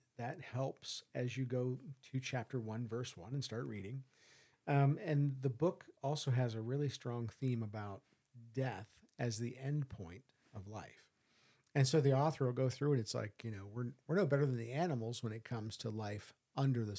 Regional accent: United States; I'm an American

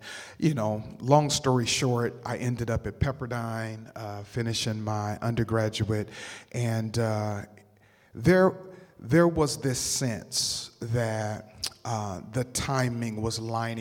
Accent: Berkeley, California, United States; moved away as an adult; now in Los Angeles, United States; my family moved to the Bay Area, so I matriculated through high school in Berkeley, California.

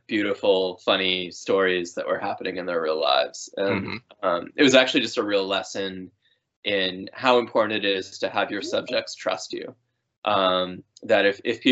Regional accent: Amherst, Massachusetts, United States; I grew up in Amherst, Massachusetts

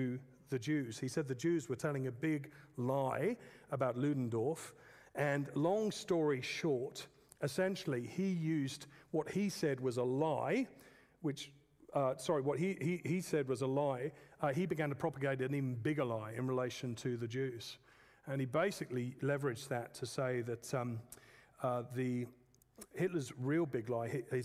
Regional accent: England, United Kingdom; I'm an English man.

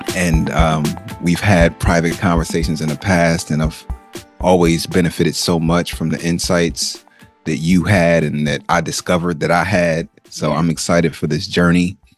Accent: Nigeria; I am Nigerian. Uh, I am from the Ibo language speaking group of Nigeria.

